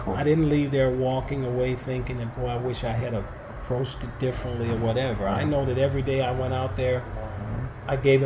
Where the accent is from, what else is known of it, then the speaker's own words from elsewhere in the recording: Los Angeles, California, United States; now in St. Louis, United States; When I was growing up in South Central Los Angeles